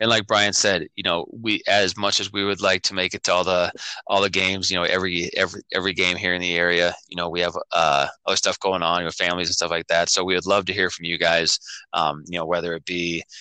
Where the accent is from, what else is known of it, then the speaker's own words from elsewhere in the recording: Ackley, Iowa, United States; my hometown of Ackley, Iowa